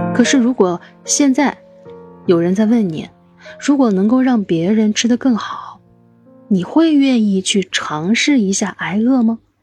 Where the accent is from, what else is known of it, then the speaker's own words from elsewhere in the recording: China; 我们中国人